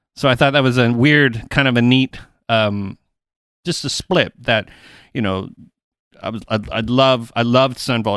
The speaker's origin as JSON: {"language": "English", "town": "Toronto", "region": "Ontario", "country": "Canada", "said": "I'm from Toronto. I live outside of Toronto."}